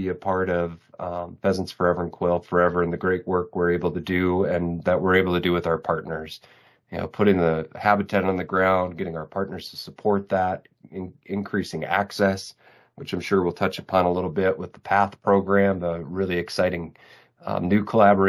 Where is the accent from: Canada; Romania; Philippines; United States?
United States; Minnesota; I'm from Minnesota, born and raised